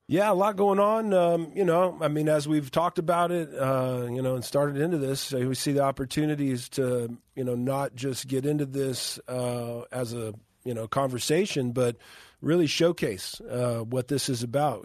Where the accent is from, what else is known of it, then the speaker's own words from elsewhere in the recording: Moreno Valley, California, United States; my hometown in Moreno Valley